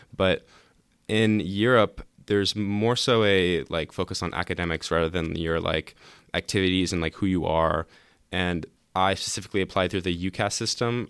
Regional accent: Lake Oswego, Oregon, United States; also born or lived in Portland, Oregon; I was born in Portland, and I moved to Lake Oswego in elementary school

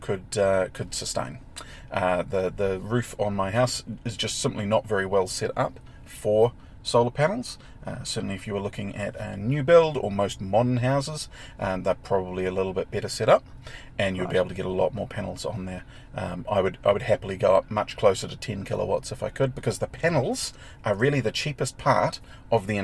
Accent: Clive, Hawke's Bay, New Zealand; I grew up in Hawke's Bay, the metropolis of Clive, between Hastings and Napier.

